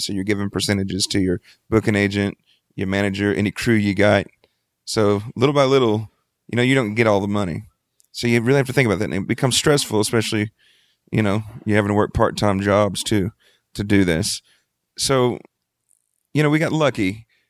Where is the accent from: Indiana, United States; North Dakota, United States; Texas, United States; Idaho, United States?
Texas, United States; Freeport; I grew up in Freeport, Texas